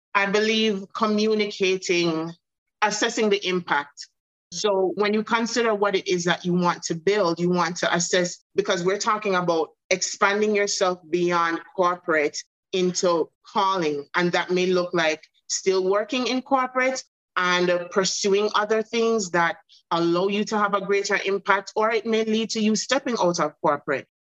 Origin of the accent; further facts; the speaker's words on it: Jamaica; also born or lived in Bahamas; now in United States; my home country jamaica